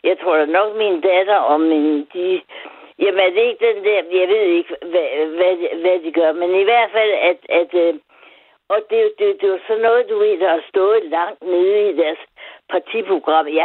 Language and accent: Danish; Aarhus, Central Denmark Region, Denmark; also born or lived in Vejle / Greenland; Jeg er fra Aarhus